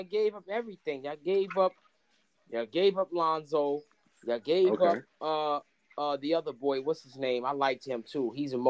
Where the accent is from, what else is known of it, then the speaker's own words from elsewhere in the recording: New York City, New York, United States; You know, I lived in Flatbush. I lived in Brownsville. I was born in Bed-Stuy. You know what I'm saying? I was born in Bed-Stuy, but I was raised in Brownsville. Lived in Flatbush for a little bit, you know, in the early 2000s and stuff.